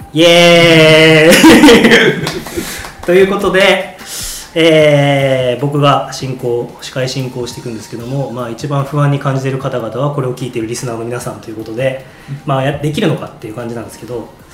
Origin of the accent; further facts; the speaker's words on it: Hokkaido, Japan; どさんこ2人でやる